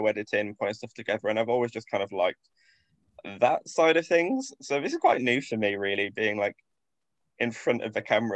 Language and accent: English; Grimsby, Yorkshire and the Humber, United Kingdom; I grew up in Grimsby, which is a town up north